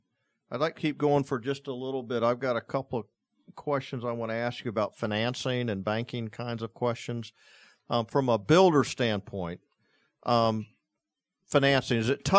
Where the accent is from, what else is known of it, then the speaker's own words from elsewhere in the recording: Florida, United States; I was born and raised down in the Everglades, and so I was always raised with a sense of nature